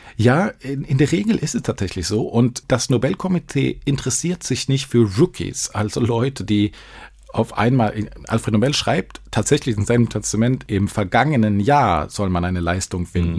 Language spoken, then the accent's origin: German; Sweden; now in Düsseldorf, Germany; als Schwede